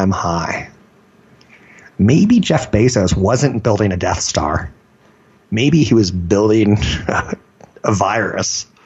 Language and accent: English; Germany; maybe in Germany? I'm from Germany.